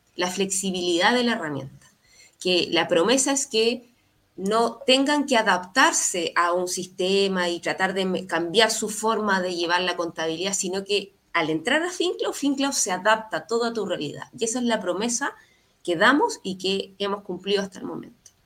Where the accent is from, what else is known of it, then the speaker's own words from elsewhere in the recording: Valparaíso, Chile; Yo soy nací en Valparaíso, estudié en la, universidad acá